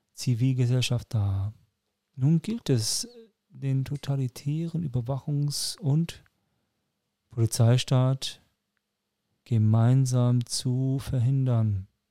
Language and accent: German; Frankfurt am Main, Hesse, Germany; moved away; also born or lived in Nuremberg; ich bin Hesse. Also ich bin Frankfurter, in Frankfurt am Main geboren, aber mit österreichischem Pass